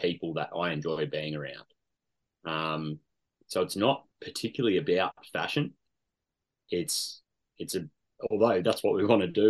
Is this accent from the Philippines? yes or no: no; Canberra, Australian Capital Territory, Australia; born and bred in Canberra.